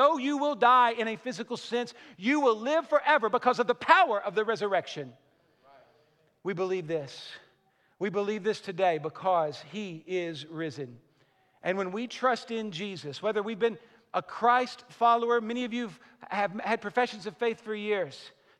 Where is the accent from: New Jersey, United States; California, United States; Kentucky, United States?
Kentucky, United States; Western; I'm from Western Kentucky